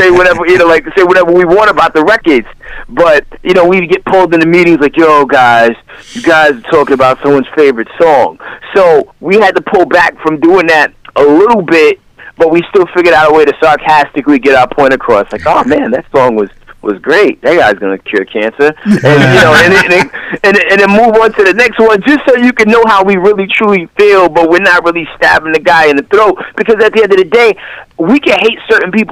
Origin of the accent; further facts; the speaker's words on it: New York City, New York, United States; also born or lived in Dallas, Texas; now in Atlanta, United States; I'm originally from the Bronx, New York.